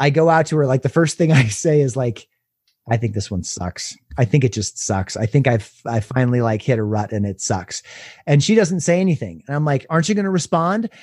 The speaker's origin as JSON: {"language": "English", "town": "Durango", "region": "Colorado", "country": "United States", "tie": "born or raised there", "moved": "yes", "lives_now": "Denver, United States", "said": "my hometown and doing book signings at Maria's Bookshop in Durango"}